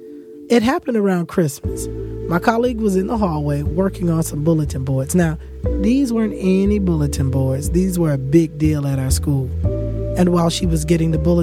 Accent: Eatonville, Florida, United States; I grew up in Eatonville, and my mom grew up in Eatonville.

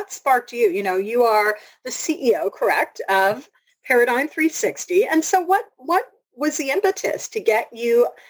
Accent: Canada; And as a Canadian

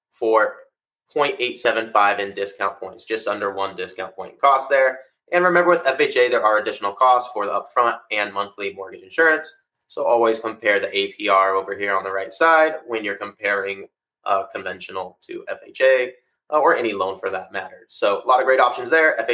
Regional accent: Florida, United States; We're from South Florida as well.

